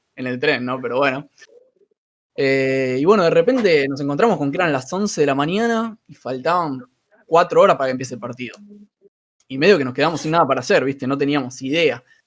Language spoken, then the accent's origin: Spanish; Argentina; Somos periodistas argentina